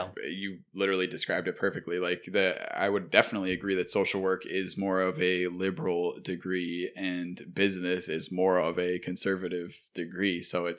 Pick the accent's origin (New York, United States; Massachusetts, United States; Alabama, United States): New York, United States; Buffalo; Maybe it's just because it's like the classic, I hate my hometown kind of shit. But it feels like when you talk about business, you don't often talk about Buffalo.